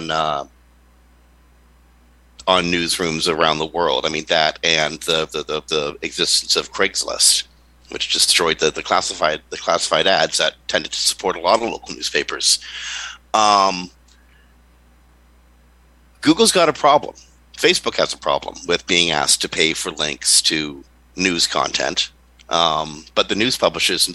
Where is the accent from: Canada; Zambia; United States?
Canada; I'm Canadian.